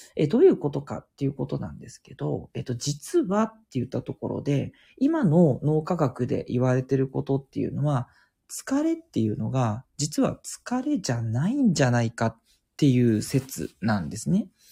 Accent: Tokyo, Japan; 東京育ちで、あの、東京でずっと過ごしてきた

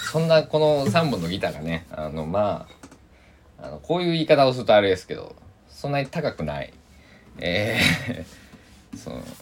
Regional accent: Kochi, Japan; 高知県佐木市っていうね、 えー、津波にね何度も襲われてきた、えー、ところで生まれ育って

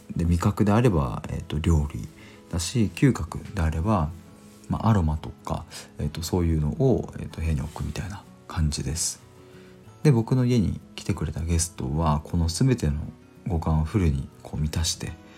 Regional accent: Chiba, Japan; 僕は生まれてからずっと千葉県に住んでいます

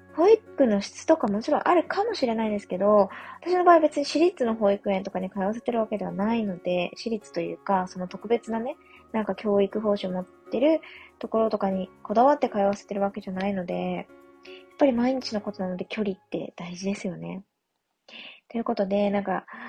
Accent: Yamagata, Japan; moved away; 私、地元が山形なんですけれども

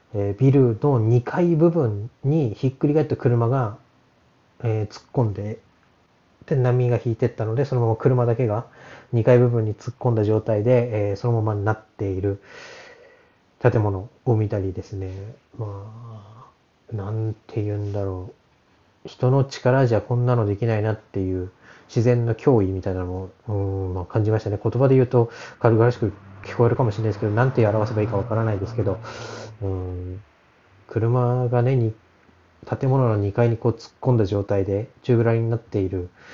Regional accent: Tohoku, Japan; moved away; 本当に私も東北出身で

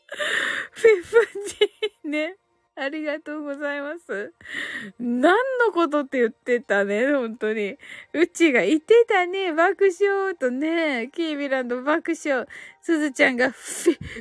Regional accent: Kyushu, Japan; 九州人だから

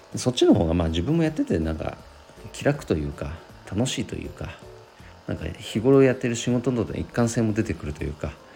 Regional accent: Nagano, Japan; 地元長野

